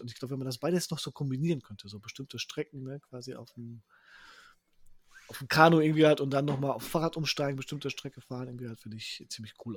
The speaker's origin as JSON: {"language": "German", "country": "Poland", "moved": "yes", "lives_now": "Herne, Germany", "said": "wir sind ja aus Polen"}